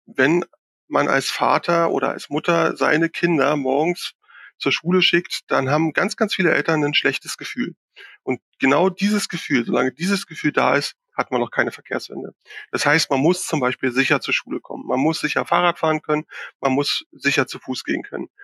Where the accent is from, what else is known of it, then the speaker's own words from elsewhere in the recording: Berlin, Germany; ich bin ja Berliner